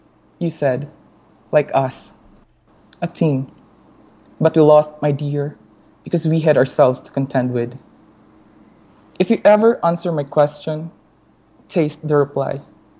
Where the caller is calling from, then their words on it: Guatemala; I'm actually in Guatemala right now.